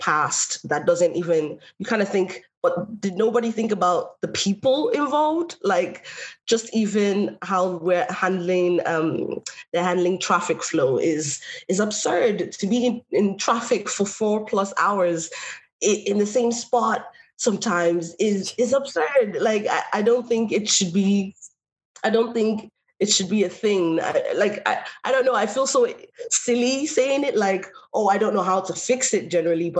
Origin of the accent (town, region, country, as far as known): Longford, Leinster, Ireland; born or raised there; also born or lived in Nigeria